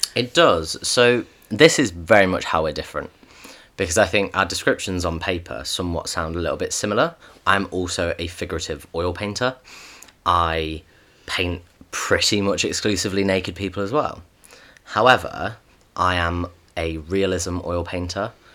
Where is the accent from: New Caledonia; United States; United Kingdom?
United Kingdom; we are both British